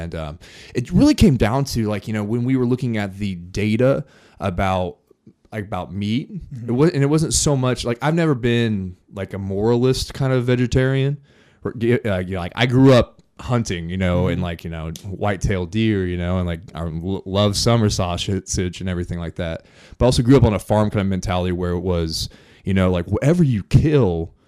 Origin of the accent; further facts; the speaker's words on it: Morristown, Indiana, United States; I was born and raised here in Indiana, small town, Morristown, Indiana, 1,000 people, grew up on a farm